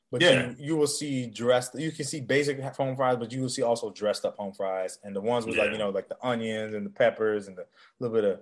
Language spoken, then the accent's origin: English; West Coast, United States; moved away; I'm from the West Coast originally. So I'm an In-N-Out habit guy through and through. Like, those are burgers I grew up on.